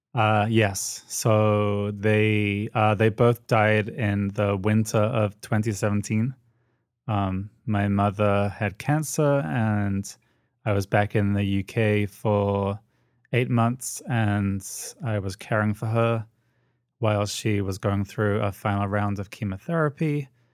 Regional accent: United Kingdom; accent: British; moved away as an adult; now in United States; the British accent

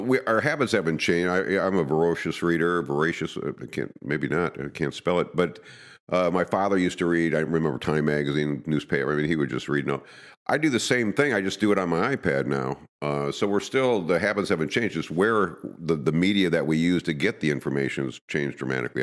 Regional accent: Madison, United States; I grew up in Madison

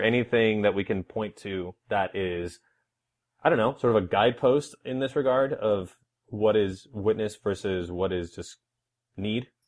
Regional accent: Houston, Texas, United States; I am from Houston, Texas

